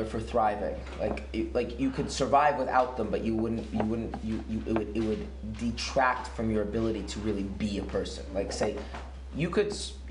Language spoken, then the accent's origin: English; United States; now in Israel; I grew up in America